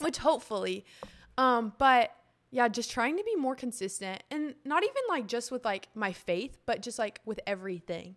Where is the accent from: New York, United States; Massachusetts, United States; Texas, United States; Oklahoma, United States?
Texas, United States; Austin; I am from Austin, lived here my whole life.